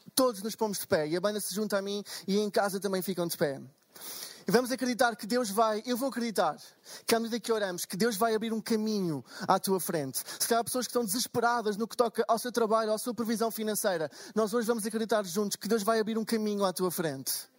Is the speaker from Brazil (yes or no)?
no; Portugal; sou de Portugal